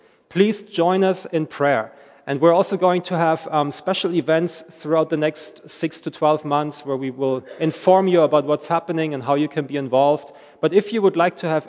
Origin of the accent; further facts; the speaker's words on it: Germany; moved away; also born or lived in Belfast, Northern Ireland; I'm from Germany originally, which you may hear every now and then in my accent